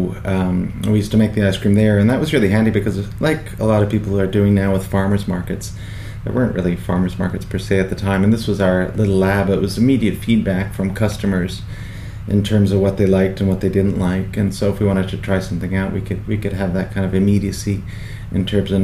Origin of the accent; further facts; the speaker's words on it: New York, United States; I grew up in New York with my family there. My father had emigrated over for work, and so I had Irish citizenship, but I went to school there.